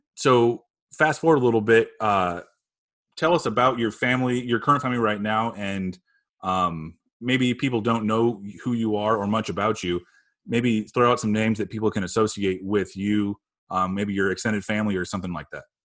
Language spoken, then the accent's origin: English; Phoenix, Arizona, United States; now in Chicago, United States; grew up in Phoenix, and I'm currently living in Chicago, Illinois